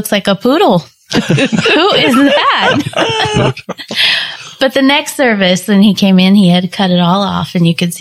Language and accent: English; Wichita, Kansas, United States; now in Algonquin, United States; I grew up in Wichita, Kansas, and I had gone to church most of my life